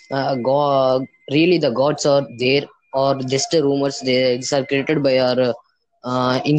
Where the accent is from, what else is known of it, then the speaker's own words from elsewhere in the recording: India; I'm from India.